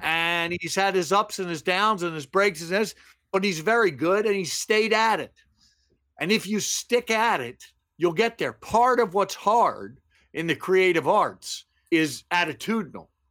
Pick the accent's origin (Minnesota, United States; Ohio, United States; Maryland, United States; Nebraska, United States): Maryland, United States; Baltimore; moved away as an adult; also born or lived in San Fernando Valley; the phrase I heard most growing up in Baltimore was from my mother don't play ball in the house.